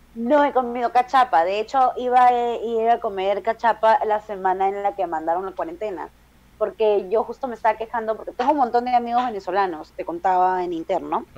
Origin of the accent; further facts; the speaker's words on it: Peru; yo soy la peruana invitada